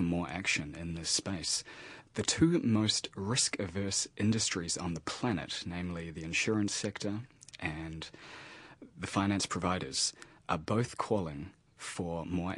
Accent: New Zealand; as a young New Zealander

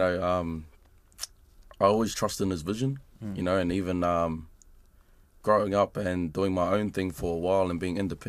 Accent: Australia; now in New Zealand; when I was growing up in Australia, I always used to look at the music back here and be inspired by it

